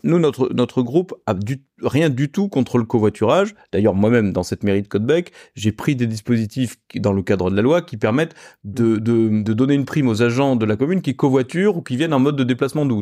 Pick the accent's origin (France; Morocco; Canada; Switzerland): France; Bordeaux, Nouvelle-Aquitaine; moved away as an adult; now in Rouen, France; je suis bordelais, je suis venu ici pour travailler